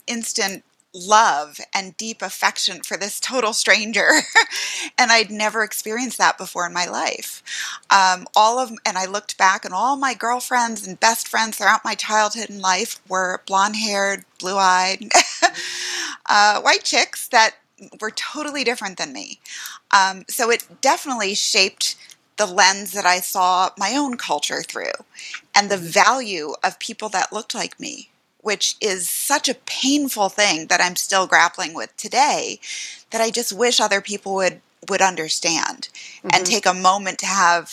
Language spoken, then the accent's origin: English; Westchester, New York, United States; also born or lived in Bronx, New York; I was born in the Bronx, but my parents moved us up to Westchester, New York when I was three